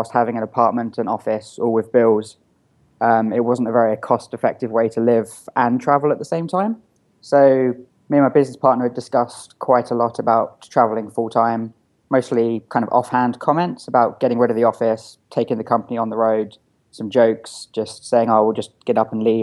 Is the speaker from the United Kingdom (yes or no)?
yes; Eastbourne, South East England, United Kingdom; moved away; I'm originally from a small town called Eastbourne in England. I think it's got the highest volume of over 60s per square foot anywhere in the world.